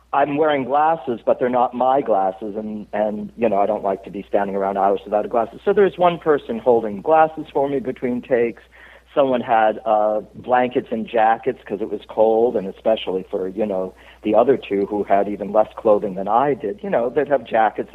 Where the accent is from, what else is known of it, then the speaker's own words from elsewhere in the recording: Cape Cod, Massachusetts, United States; I'm from Cape Cod, and I got the Puritan blood